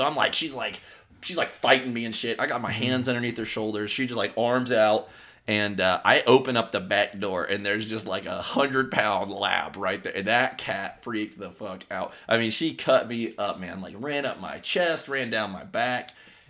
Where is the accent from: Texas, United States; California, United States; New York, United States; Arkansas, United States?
Texas, United States; Humble; born there; So I was born in a small suburb of Houston, Texas.